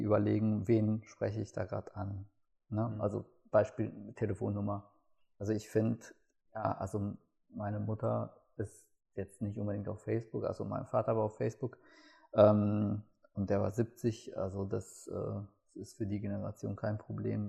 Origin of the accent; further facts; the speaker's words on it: Gelsenkirchen, North Rhine-Westphalia, Germany; ich komme aus Gelsenkirchen